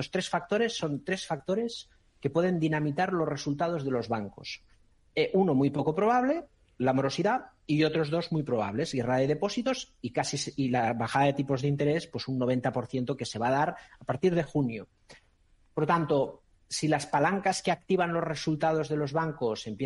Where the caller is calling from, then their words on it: Madrid, Community of Madrid, Spain; Hola, buenas tardes, soy … de Madrid.